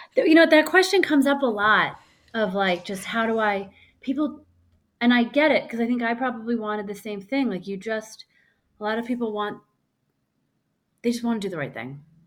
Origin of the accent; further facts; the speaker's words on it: Missouri, United States; I grew up in Missouri